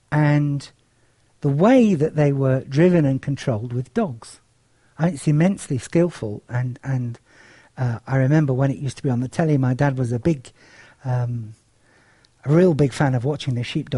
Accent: Cyprus; As some of you know, I grew up in Cyprus. It was a sleepier place than it is now. The War of Partition, which has split the island, hadn't actually occurred. And it was quite a rural and agricultural place.

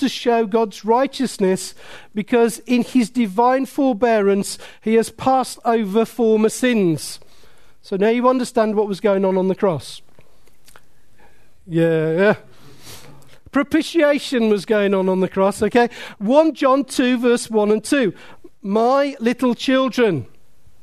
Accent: Willenhall, West Midlands, United Kingdom; I was brought up in Willenhall

